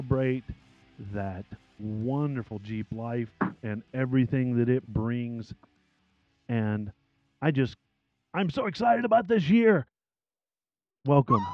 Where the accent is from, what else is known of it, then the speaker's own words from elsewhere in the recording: the South, United States; also born or lived in Dallas, Texas; I'm from the South